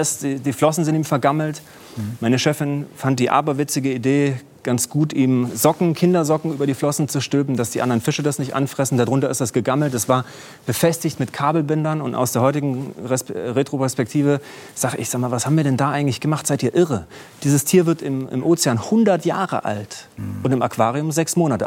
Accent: Jena, Thuringia, Germany; Jena gelaufen, meine Heimatstadt

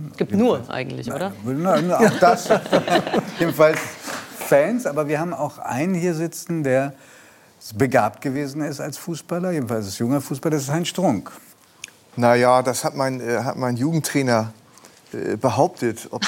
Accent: Harburg, Hamburg, Germany; Und ich komme ja aus Harburg und da, ist man, da war man immer traditionell auf, äh, auf Seiten des HSV tatsächlich. Obwohl ich jetzt ganz nah am Millantor-Stadion lebe

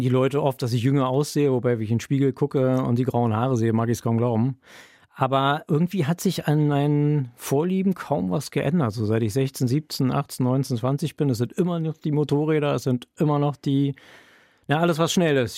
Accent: Berlin, Germany; moved away as an adult; now in Bremen, Germany; Ich komme aus Berlin ursprünglich

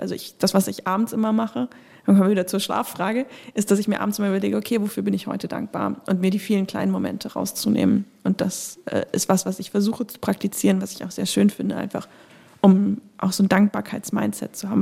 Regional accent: Northern Germany, Germany; ich bin in Deutschland äh, groß geworden

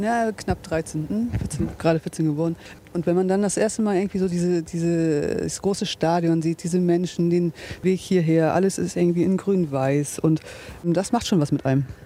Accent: Bremerhaven, Bremen, Germany; now in Bremen, Germany; ich komme ursprünglich aus Bremerhaven, wohne aber jetzt mittlerweile in Bremen-Asten

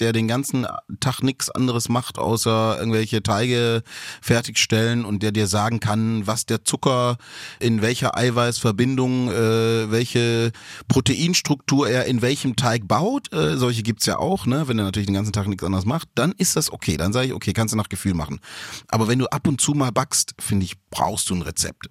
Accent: Stuttgart, Baden-Württemberg, Germany; ich komme ja auch aus Stuttgart, bin ja auch Schwabe

